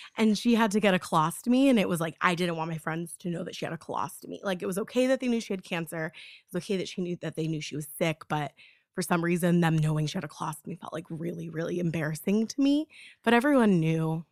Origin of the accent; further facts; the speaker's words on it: Florida, United States; I'm from Florida